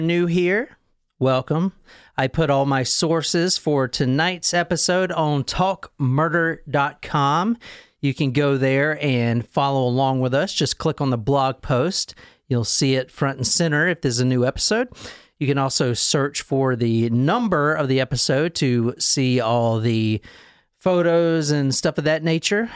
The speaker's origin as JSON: {"language": "English", "region": "South Carolina", "country": "United States", "said": "I'm from South Carolina"}